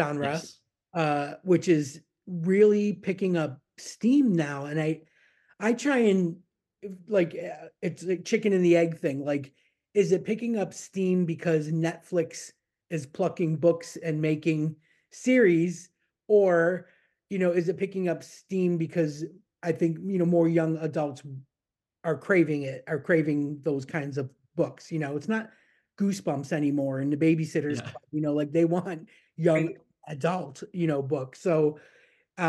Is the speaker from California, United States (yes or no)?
no; Niagara Falls, New York, United States; moved away as an adult; also born or lived in Florida; I grew up in Niagara Falls, but on the New York side